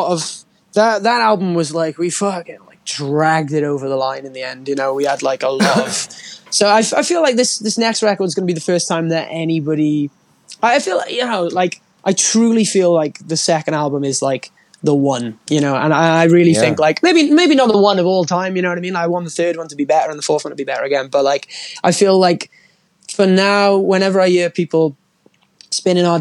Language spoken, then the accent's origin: English; United Kingdom; being a British band